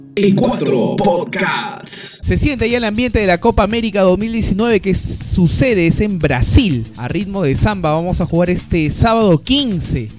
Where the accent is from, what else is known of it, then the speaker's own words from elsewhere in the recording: Peru; los que discriminamos más en Latinoamérica, más allá del promedio, somos los peruanos